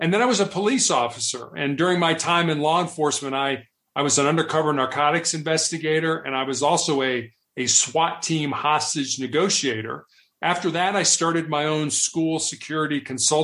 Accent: Chicago, Illinois, United States; also born or lived in Charleston, South Carolina / Santa Barbara, California / Houston, Texas; now in Denver, United States; I grew up in Chicago, Illinois

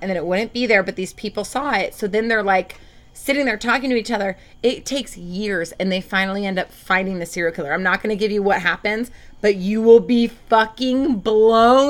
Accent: Portland, Oregon, United States; also born or lived in Lake Oswego, Oregon; now in Southern California, United States; I'm from Portland, Oregon

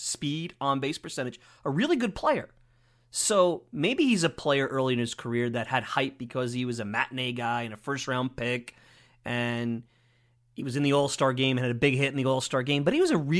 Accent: New York City, New York, United States; I'm from Bensonhurst, but I know Sheepshead Bay very well.

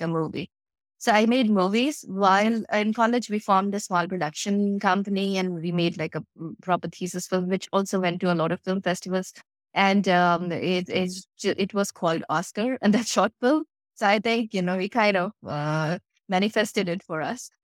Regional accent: India; moved away as an adult; I grew up in a tiny little town of India, which was not even on the Google Maps

